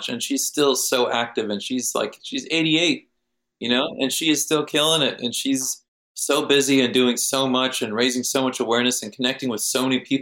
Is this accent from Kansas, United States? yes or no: yes; Kansas, United States; my native wildlife where I grew up in Kansas